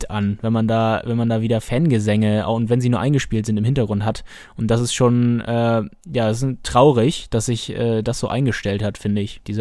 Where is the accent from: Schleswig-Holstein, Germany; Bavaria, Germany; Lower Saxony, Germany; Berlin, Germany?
Schleswig-Holstein, Germany; Äh, und die kam aus Eckernförde, aus Schleswig-Holstein, also unweit äh, von meiner Heimat.